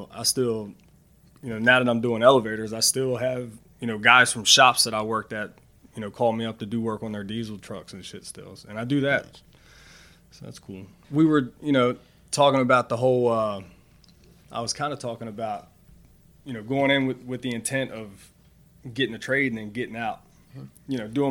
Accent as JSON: {"language": "English", "town": "Baltimore", "region": "Maryland", "country": "United States", "said": "I'm from Baltimore."}